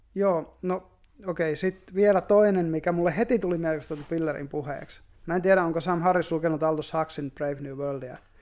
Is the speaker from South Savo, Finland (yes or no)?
yes; Savonlinna, South Savo, Finland; me ollaan molemmat vähän niin kuin maalta. Mä oon, mä oon Savonlinnasta